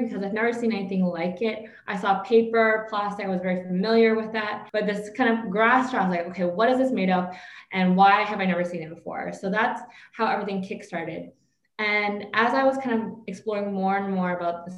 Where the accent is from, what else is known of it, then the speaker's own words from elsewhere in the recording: Canada; moved away as an adult; now in Vietnam; I was born and raised in Canada, kind of lived my entire life there, even had my career there.